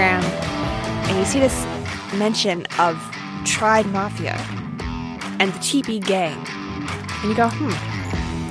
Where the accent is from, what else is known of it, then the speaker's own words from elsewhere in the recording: Austin, Texas, United States; my hometown of Austin